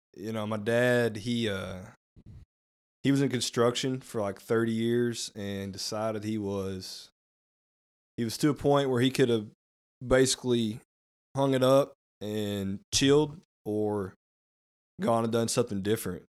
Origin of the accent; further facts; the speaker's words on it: Rabbit Ridge, United States; born and raised in Rabbit Ridge